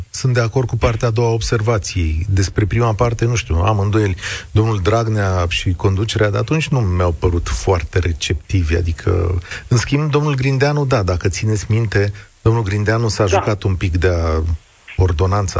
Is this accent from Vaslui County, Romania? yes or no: yes; Vaslui, Vaslui County, Romania; eu sunt născut la Vaslui